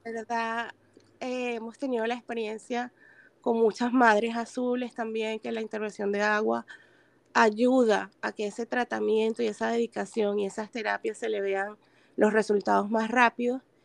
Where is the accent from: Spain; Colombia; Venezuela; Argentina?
Venezuela; moved away; soy venezolana